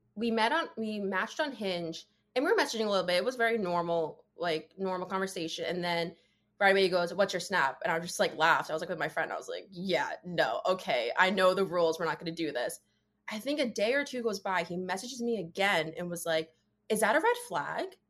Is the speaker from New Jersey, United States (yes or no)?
yes; New Jersey, United States; I am 24. I am from New Jersey